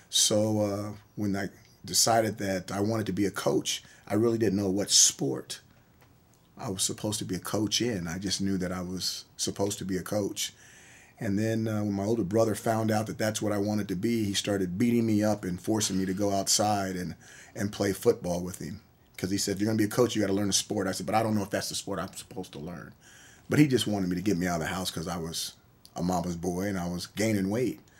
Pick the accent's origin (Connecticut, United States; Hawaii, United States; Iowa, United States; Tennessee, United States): Hawaii, United States; Honolulu; born there; also born or lived in Norfolk, Virginia / San Diego, California; grew up on military bases all around the country. I was born in Honolulu, Hawaii. I started uh, kindergarten, first grade in Norfolk, Virginia graduated high school from San Diego, California, and I lived everywhere in between.